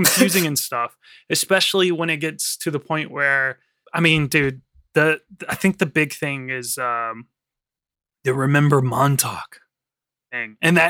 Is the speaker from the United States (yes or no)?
no; France; I don't know. I'm from France.